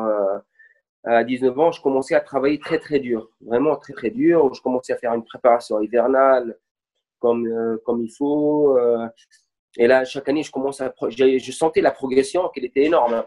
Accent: Bizerte, Bizerte Governorate, Tunisia; je suis de Bizerte, et toute ma famille, ils sont à Bizerte

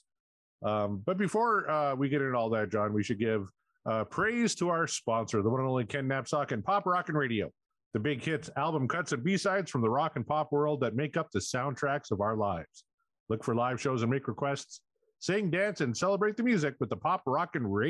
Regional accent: Canada; I'm Canadian

